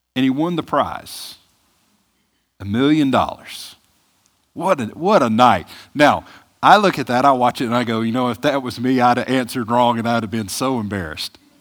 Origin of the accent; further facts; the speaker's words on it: Mississippi, United States; moved away; I'm from Mississippi